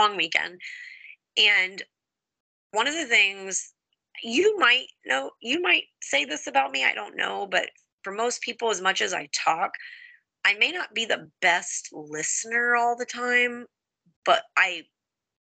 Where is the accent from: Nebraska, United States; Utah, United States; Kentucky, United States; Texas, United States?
Texas, United States; Houston; now in Holly, United States; I'm from Houston